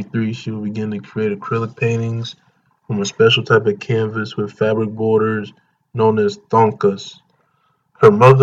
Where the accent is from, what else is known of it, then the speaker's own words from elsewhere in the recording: Lynchburg, Virginia, United States; I was born and raised in Lynchburg, Virginia